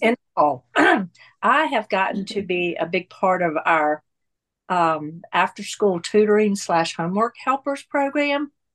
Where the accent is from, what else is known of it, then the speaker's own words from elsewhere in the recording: North Carolina, United States; moved away as an adult; now in Atlanta, United States; I was born and raised in North Carolina and came to, uh, Atlanta in nineteen eighty-three when my husband and I got married